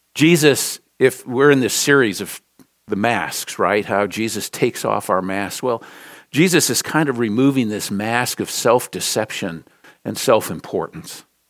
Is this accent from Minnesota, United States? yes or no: yes; Minneapolis, Minnesota, United States; moved away; from the great state of Minnesota. Grew up in Minneapolis.